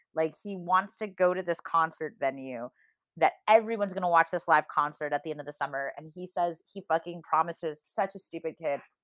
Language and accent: English; Midwest, United States; now in California, United States; growing up in the Midwest